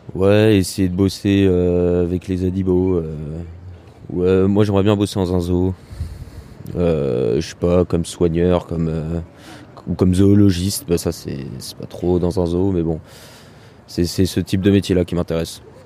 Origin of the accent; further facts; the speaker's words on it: near Orléans, Centre-Val de Loire, France; moved away as an adult; now in Tours, France; moi, je suis originaire euh, du Loiret, donc à côté d'Orléans, en campagne